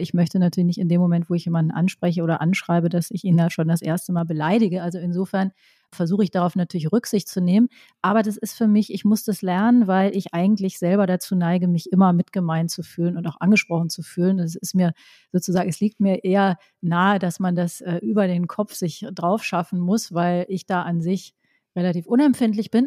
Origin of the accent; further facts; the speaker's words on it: Rhineland, Germany; ich bin ja auch im Rheinland groß geworden